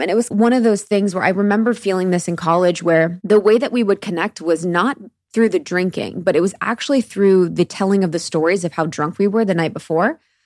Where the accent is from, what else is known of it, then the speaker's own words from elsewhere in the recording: Midwest, United States; moved away; I was born in the Midwest, which is definitely an area for drinkers